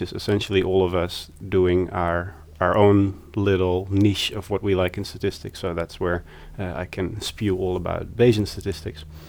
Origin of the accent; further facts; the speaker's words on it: Amsterdam, North Holland, Netherlands; moved away as an adult; also born or lived in The Hague / Berlin, Germany / Sydney, Australia / Newcastle, Australia; I was born in The Hague, but I've lived in Amsterdam since I was three.